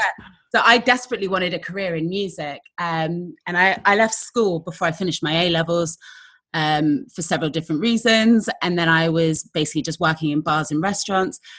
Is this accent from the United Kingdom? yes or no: yes; Exeter, South West England, United Kingdom; I literally walked around Exeter, which is my hometown